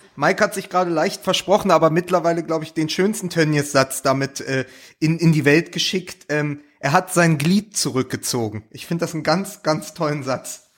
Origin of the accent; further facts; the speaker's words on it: Berlin, Germany; ich auch als Berliner